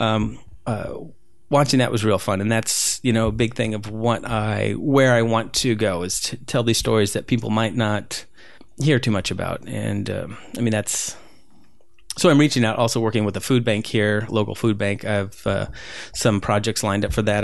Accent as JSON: {"language": "English", "town": "Whittier", "region": "California", "country": "United States", "tie": "born or raised there", "also_born_or_lived": "Peru", "said": "I, I grew up, grew up here"}